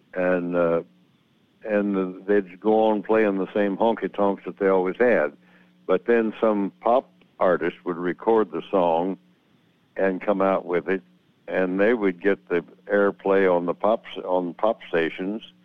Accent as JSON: {"language": "English", "region": "Missouri", "country": "United States", "tie": "born or raised there", "also_born_or_lived": "Nashville, Tennessee", "moved": "as an adult", "said": "the home farm where I grew up here in Missouri"}